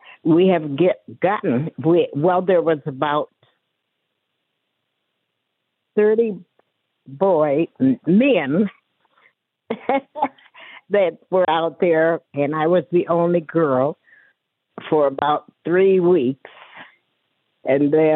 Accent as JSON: {"language": "English", "town": "Mitchell", "region": "South Dakota", "country": "United States", "tie": "born or raised there", "said": "I was born and raised in Mitchell, South Dakota"}